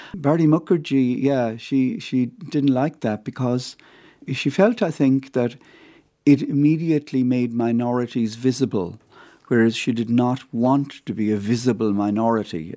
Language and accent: English; County Clare, Munster, Ireland; moved away as an adult; also born or lived in Roscrea, Ireland; now in Montreal, Canada; I grew up uh, in County Clare